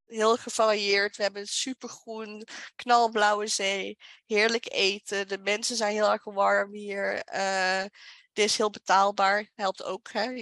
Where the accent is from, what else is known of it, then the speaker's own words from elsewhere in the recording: Limburg, Netherlands; moved away; also born or lived in Utrecht; Want ik ben ook vanuit Limburg naar Utrecht geëmigreerd.